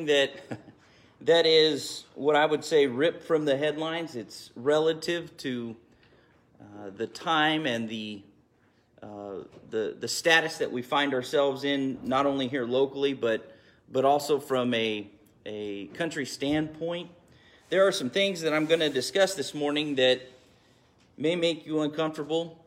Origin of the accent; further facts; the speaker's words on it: United States; as an American